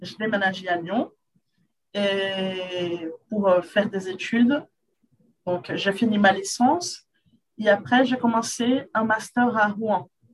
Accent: Rio de Janeiro, Brazil; French is a second language; Je suis brésilienne de Rio, Carioca

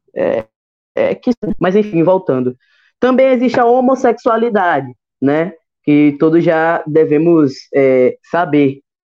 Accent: Sergipe, Brazil; also born or lived in Capela, Sergipe; now in Aracaju, Brazil; Eu moro aqui na capital, então é, nasci no interior, mas não me criei

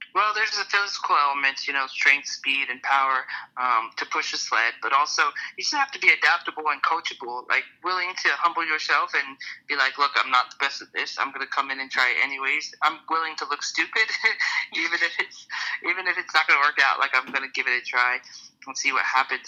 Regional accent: Georgia, United States; We're from Georgia

